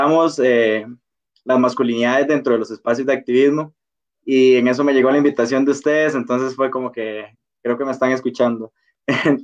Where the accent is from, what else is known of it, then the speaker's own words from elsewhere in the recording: Costa Rica; soy de Costa Rica